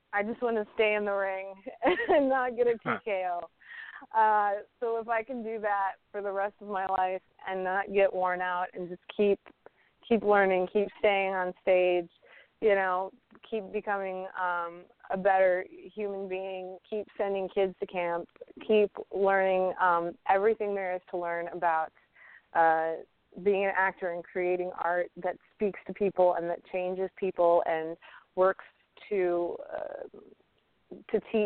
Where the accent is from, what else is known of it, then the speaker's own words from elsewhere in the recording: Iowa, United States; I grew up in Iowa